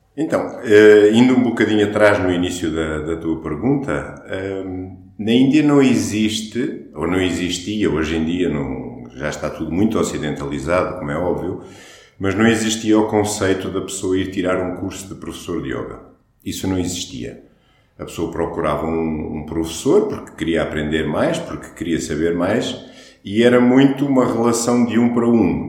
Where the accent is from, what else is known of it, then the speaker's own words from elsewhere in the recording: Portugal; first language Portuguese; nós somos portugueses, não somos indianos